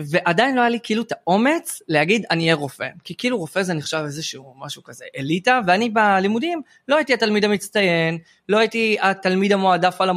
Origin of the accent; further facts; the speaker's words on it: Or Yehuda, Central District, Israel; באור יהודה, שבט